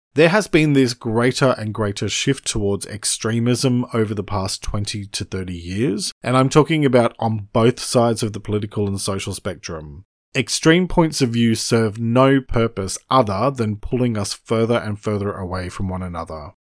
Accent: Australia; I'm an Australian writer and speaker

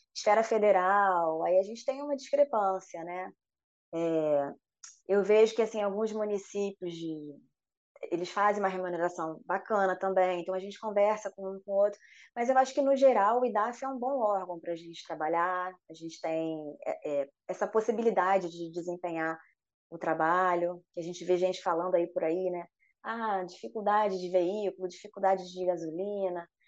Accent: Rio de Janeiro, Brazil; accent: carioca; moved away as an adult; now in Espírito Santo, Brazil; pelo sotaque dá para ver, né? Eu sou carioca

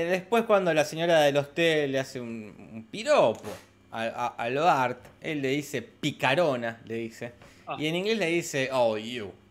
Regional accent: Mexico; Soy, confirmo, soy de México.

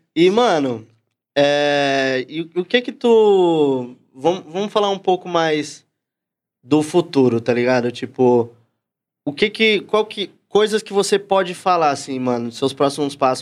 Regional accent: São Paulo, Brazil; eu nasci na mesma quebrada que ele, sou lá do Cangaíba, Zona Leste

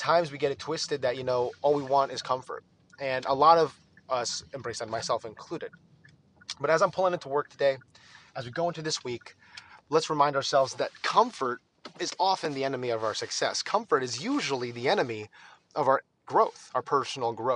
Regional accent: Northeast, United States; also born or lived in New York/New Jersey area; now in Texas, United States; it's actually winter here in Texas, and I grew up in the Northeast

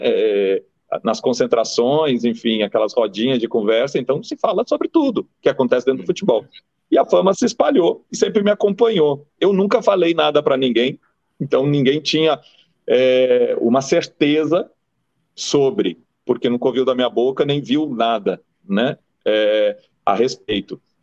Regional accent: Rio Grande do Sul, Brazil; now in Bahia, Brazil; Eu nasci em 71 no Rio Grande do Sul, né? É um lugar muito machista, preconceituoso

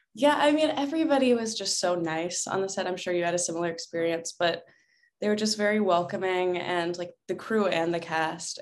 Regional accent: Atlanta, Georgia, United States; moved away as an adult; also born or lived in Alabama / upstate New York; now in Los Angeles, United States; when I was one, my family and I moved to Atlanta and lived there until I turned eighteen

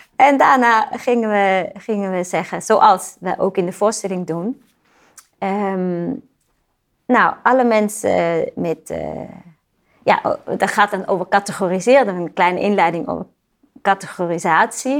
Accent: Switzerland; moved away; Ik kom uit Zwitserland

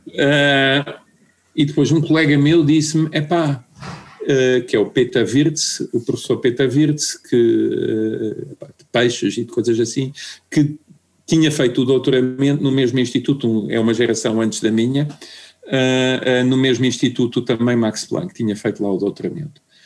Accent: Portugal; moved away as an adult; also born or lived in Germany / Madeira; eu era de Portugal

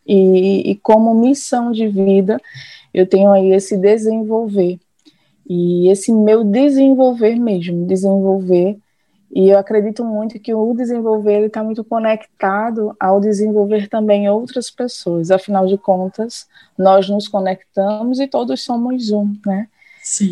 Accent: Olinda, Pernambuco, Brazil; now in Paulista, Brazil; eu sou daqui de natural de Olinda, Pernambuco

